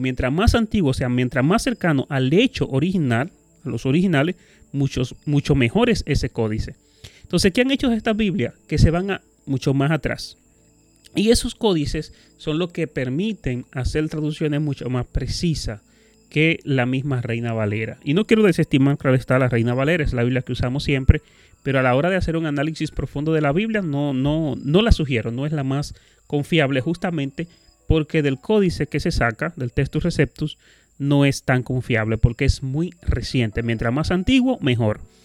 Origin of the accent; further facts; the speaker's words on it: Dominican Republic; nosotros como dominicanos